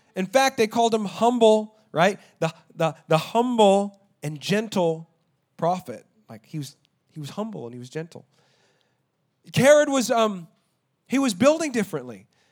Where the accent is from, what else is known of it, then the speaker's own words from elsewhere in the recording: Texas, United States; I'm an American and I'm Texan